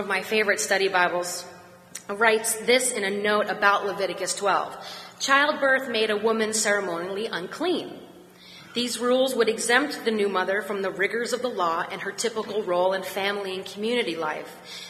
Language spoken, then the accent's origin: English; Pittsburgh, Pennsylvania, United States; I'm from Pittsburgh